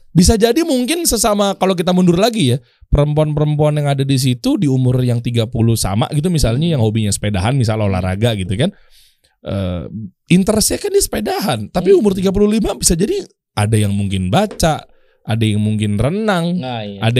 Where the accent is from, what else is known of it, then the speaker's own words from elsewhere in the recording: Cibubur, Indonesia; saya orang Cibubur nih.